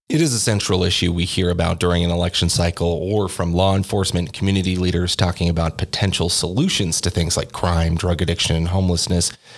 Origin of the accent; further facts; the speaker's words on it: Oregon, United States; moved away as an adult; now in Albuquerque, United States; I am from Oregon